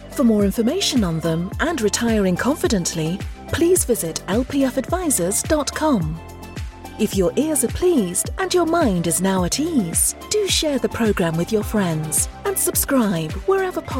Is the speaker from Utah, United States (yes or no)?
yes; Salt Lake City, Utah, United States; But I'm from Salt Lake, so we got to do you know we got to do different things out here.